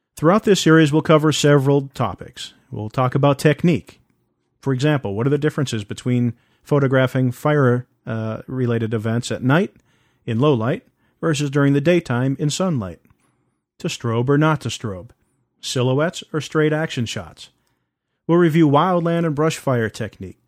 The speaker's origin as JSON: {"language": "English", "region": "East Coast", "country": "United States", "moved": "yes", "lives_now": "West Coast, United States", "said": "I'm originally from the East Coast"}